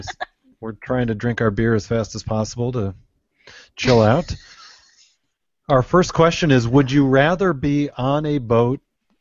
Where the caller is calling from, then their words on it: Michigan, United States; I am calling in from Michigan, enjoying some craft beer here